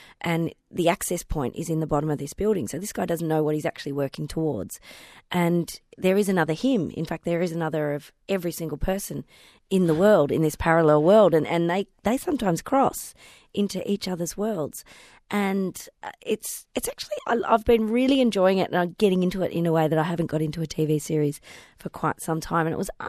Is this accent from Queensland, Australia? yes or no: no; Melbourne, Victoria, Australia; born or raised there